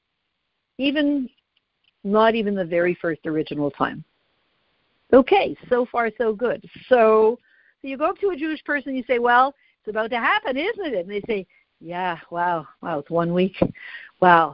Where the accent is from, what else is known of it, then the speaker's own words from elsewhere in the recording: Canada; I'm Canadian.